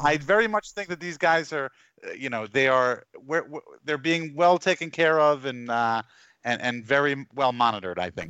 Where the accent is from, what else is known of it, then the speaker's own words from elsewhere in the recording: Long Island, New York, United States; also born or lived in Garden City, New York; I grew up on Long Island